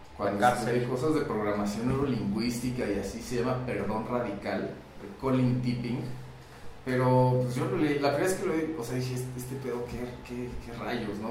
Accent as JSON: {"language": "Spanish", "country": "Mexico", "said": "Comúnmente como mexicanos"}